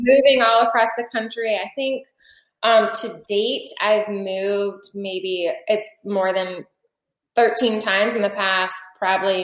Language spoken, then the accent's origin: English; Florida, United States; also born or lived in Quantico, Virginia; I'm from Florida